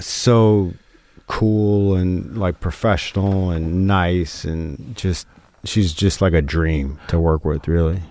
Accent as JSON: {"language": "English", "region": "New York", "country": "United States", "tie": "born or raised there", "said": "growing up in New York"}